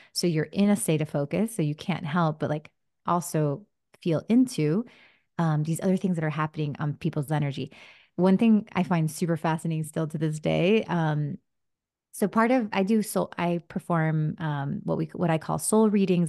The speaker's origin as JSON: {"language": "English", "town": "Miami", "region": "Florida", "country": "United States", "tie": "born or raised there", "also_born_or_lived": "New Jersey", "first_language": "Spanish", "second_language": "English", "said": "grew up in Miami"}